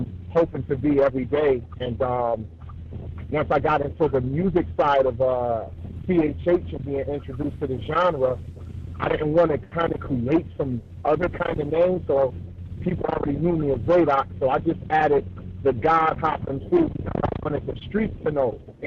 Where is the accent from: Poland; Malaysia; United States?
United States; Buffalo, New York; I'm from Buffalo, New York